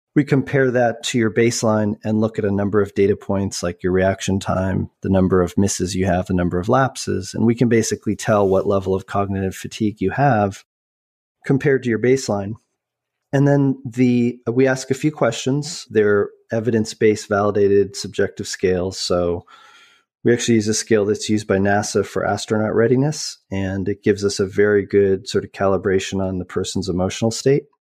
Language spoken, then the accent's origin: English; Boulder, Colorado, United States; also born or lived in Vancouver; I grew up, although I was born in Vancouver, I grew up in, uh, Boulder, Colorado